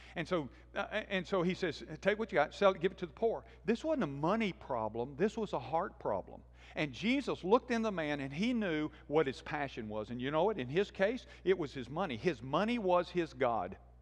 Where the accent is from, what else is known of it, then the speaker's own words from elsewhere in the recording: Birmingham, Alabama, United States; I grew up in Birmingham and was part of this church